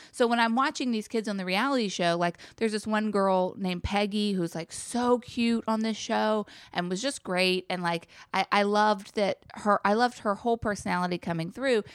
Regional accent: Chapel Hill, North Carolina, United States; I come from Chapel Hill, North Carolina

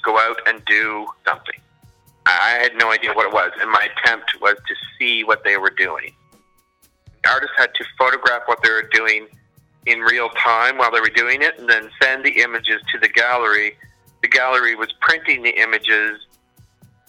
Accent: New Brunswick, Canada; moved away as an adult; now in Toronto, Canada; I live in Toronto, but I'm from New Brunswick. I grew up there and I went to university there

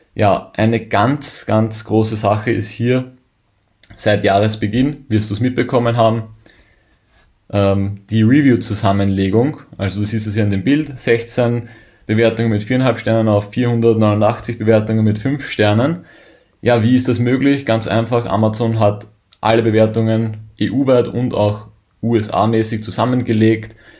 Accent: Germany; als Deutscher

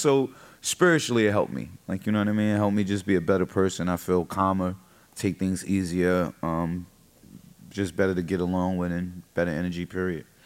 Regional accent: New York, United States; I'm from New York, so I know what's happening in New York and cities around me

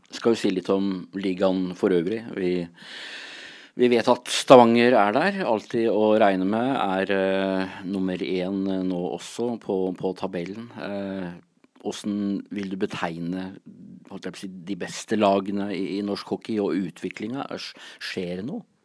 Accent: Gävle, Gävleborg County, Sweden; now in Fredrikstad, Norway; Alltså jag kommer från Gävle

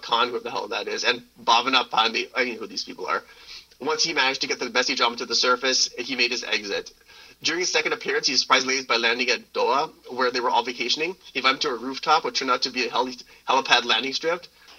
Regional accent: India; Not to sound racist, but, like, I'm Indian, but, like.

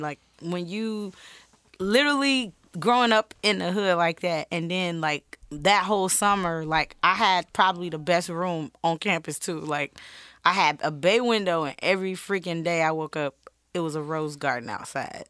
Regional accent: Chicago, Illinois, United States; I grew up on Laramie and Madison

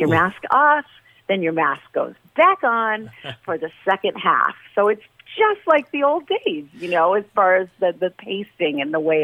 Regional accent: New York City, New York, United States; moved away as an adult; now in Las Vegas, United States; I'm from Brooklyn. I always say verklempt.

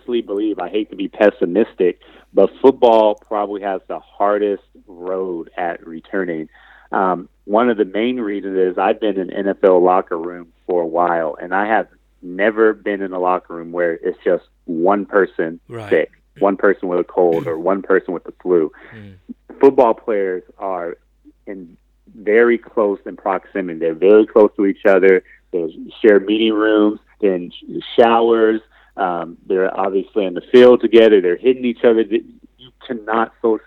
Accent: California, United States; moved away as an adult; now in Cincinnati, United States; my hometown in California

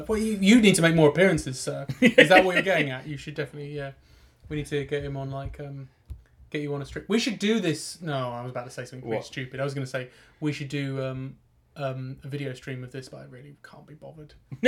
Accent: United Kingdom; Oh, God, I'm so British.

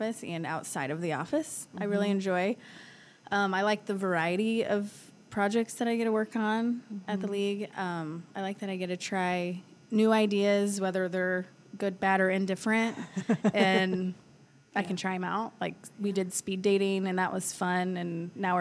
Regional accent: Des Moines, Iowa, United States; I grew up around the Des Moines area

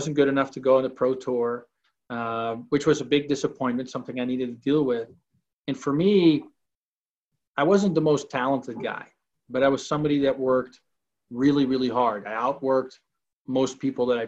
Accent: Amsterdam, North Holland, Netherlands; moved away as an adult; also born or lived in Arizona, United States; now in Salt Lake City, United States; I born and raised in Amsterdam, the Netherlands. Moved to the United States at age 18.

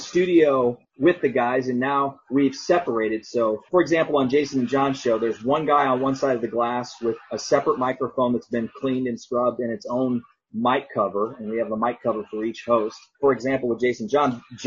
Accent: St. Louis, Missouri, United States; moved away as an adult; also born or lived in Illinois / Las Vegas / Atlantic City; now in Memphis, United States; having been a St. Louis guy, I grew up in St. Louis.

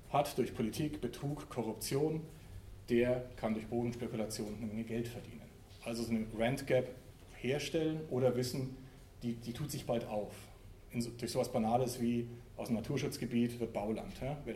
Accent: Frankfurt, Hesse, Germany; in Berlin, in Frankfurt, wo ich herkomme und in anderen Städten, skandalisiert wird.

